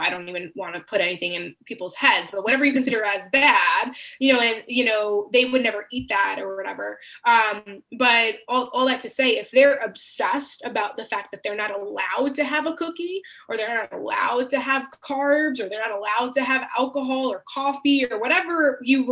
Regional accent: Long Island, New York, United States; I grew up on Long Island, New York, and in a very loving Greek and Italian family

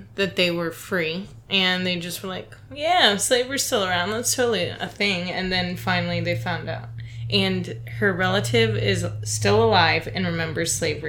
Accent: Ohio, United States; moved away; I'm from Ohio, as you could probably tell by James's weird song. But where I'm from, there's a huge Air Force base that is known for aliens.

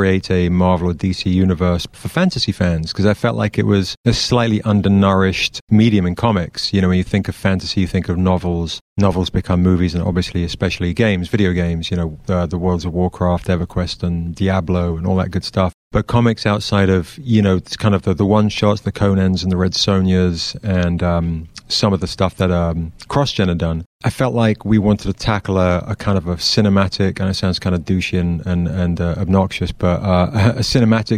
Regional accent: Surrey, South East England, United Kingdom; moved away as an adult; now in United States; I'm from England. I'm from a small kind of county southwest of London called Surrey. And I've been here 24 years or something.

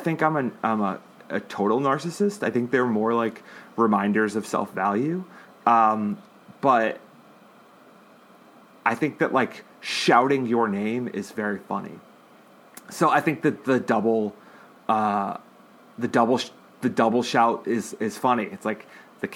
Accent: Massachusetts, United States; moved away as an adult; now in California, United States; I'm from Massachusetts, and it's like, it's an obnoxious sports town

